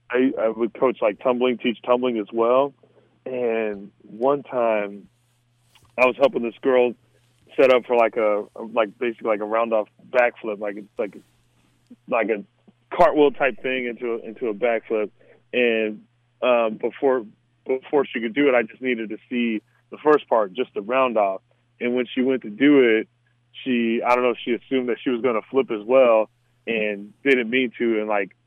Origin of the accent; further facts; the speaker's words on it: Mesa, Arizona, United States; I mean, so you got to create your own fun, you know. So, because, I mean, it's the desert.